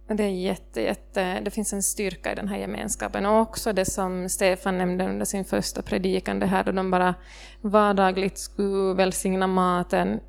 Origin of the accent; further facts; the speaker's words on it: Ostrobothnia, Finland; som österbottning